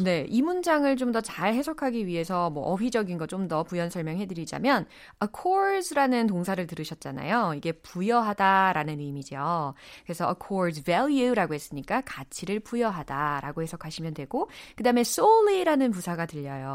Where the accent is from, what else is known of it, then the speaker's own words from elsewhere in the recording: Seoul, South Korea; 저의 고향은 서울입니다